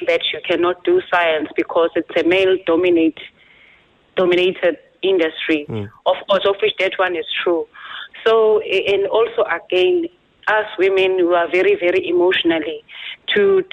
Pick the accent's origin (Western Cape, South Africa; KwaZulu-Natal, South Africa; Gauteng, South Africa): KwaZulu-Natal, South Africa; Nongoma; I'm from KwaZulu-Natal in a small town called Nongoma. It's in Zululand.